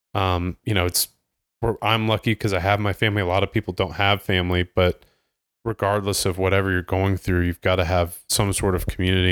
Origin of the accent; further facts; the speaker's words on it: Ohio, United States; moved away; in Ohio, growing up in Ohio